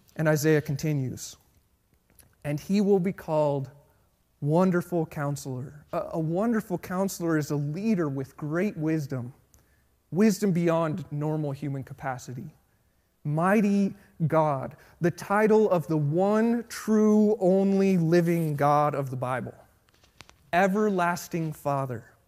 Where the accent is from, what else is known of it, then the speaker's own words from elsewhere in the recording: Colorado, United States; Born and raised in Colorado